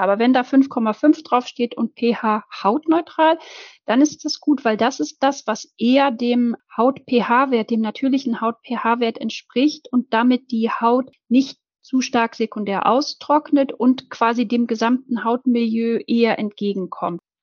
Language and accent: German; Germany; bei uns in Deutschland